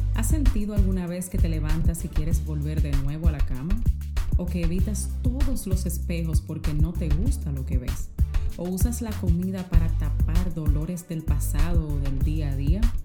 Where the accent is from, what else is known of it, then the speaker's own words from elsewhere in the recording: Dominican Republic; moved away as an adult; now in United States; soy dominicana y tengo viviendo en Estados Unidos 12 años. Llegué aquí a la edad de 18 años